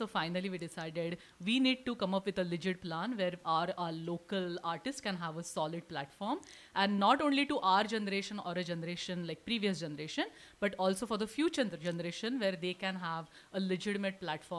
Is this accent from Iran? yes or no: no; Mumbai, Maharashtra, India; moved away as an adult; now in Houston, United States; I'm from Mumbai and have been affiliated with theaters for almost 20 plus years now.